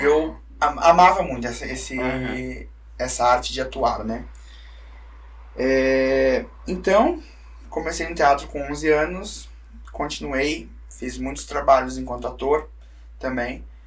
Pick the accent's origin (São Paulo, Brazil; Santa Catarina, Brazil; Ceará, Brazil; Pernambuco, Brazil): Santa Catarina, Brazil; Brusque; Eu faço questão de puxar meu X pra falar que eu sou de Brusque, né? Às vezes a cidade não me dá muito orgulho, mas, mas o sotaque sim